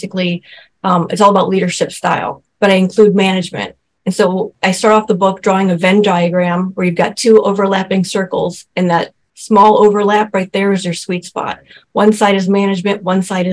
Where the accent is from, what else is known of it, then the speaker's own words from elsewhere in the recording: Cleveland, Ohio, United States; now in Cincinnati, United States; I was born and raised in Cleveland